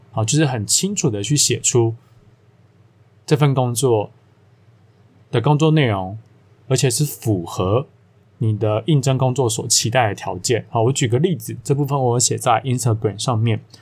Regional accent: Taiwan; 我们如果各位听我节目，应该都台湾人吧

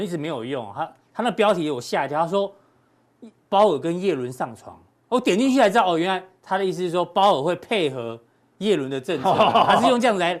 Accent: Zhongli, Taoyuan, Taiwan; 中坜其实温刀马，我老家也在中坜哦，

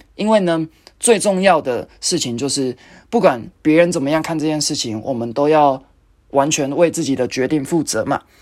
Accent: Taichung, Taiwan; moved away; 我回去台中，因为我是台中人，那就是去看爸妈，看阿嬷

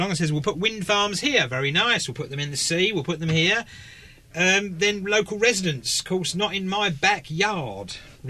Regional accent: England, United Kingdom; now in Taiwan; Or maths, as I would say, being English with an S.

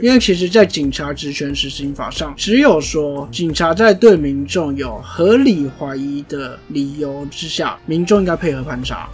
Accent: Taiwan; 我身在台湾，我不想要放弃台湾这块土地

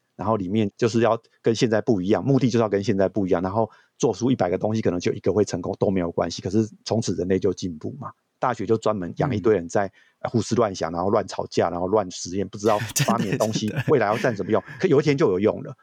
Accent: Taiwan; 我们台湾人

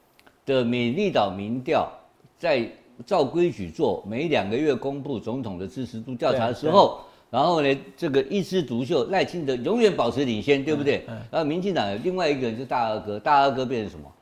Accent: Gangshan, Kaohsiung, Taiwan; 我呃高雄冈山生的啦，我算高雄。

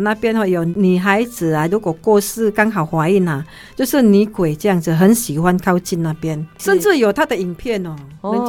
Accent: Taiwan; 嗯，我们台湾人最喜欢这样，去那个奇奇怪怪那种

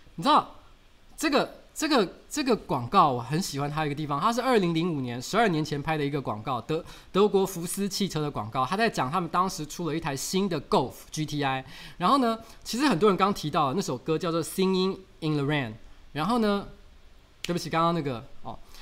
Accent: Taiwan; 我们讲台语

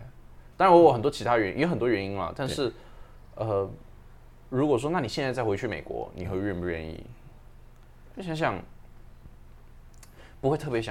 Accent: Taipei, Taiwan; 还是说因为我是因为我台北市长大的，我们我从小就跟比较传统的。

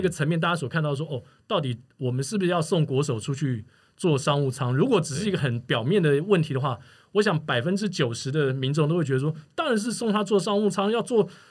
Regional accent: Taiwan; also born or lived in Singapore; 从我到新加坡去开始了我的转播生涯，就是应该说运动转播生涯，在二零零二年的时候，一直到我现在回到台湾这么多年来

